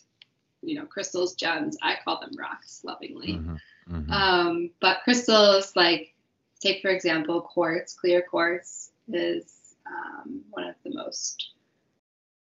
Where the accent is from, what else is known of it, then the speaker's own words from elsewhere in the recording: Wyoming, United States; growing up in Wyoming